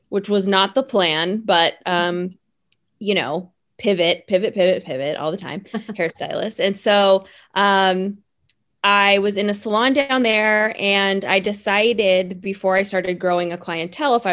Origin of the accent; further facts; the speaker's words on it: the Bay Area, California, United States; also born or lived in Los Angeles; I originally started down in LA. I I'm from the Bay Area. I graduated from a Paul Mitchell School up here in San Francisco and then moved